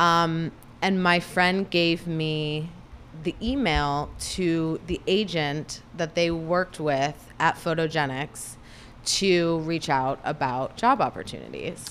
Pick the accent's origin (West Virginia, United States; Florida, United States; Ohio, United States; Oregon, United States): Ohio, United States; Cleveland; now in Los Angeles, United States; I grew up in Cleveland, Ohio